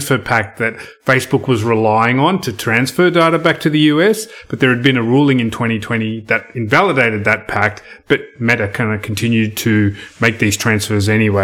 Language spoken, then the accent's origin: English; Australia; as an Australian citizen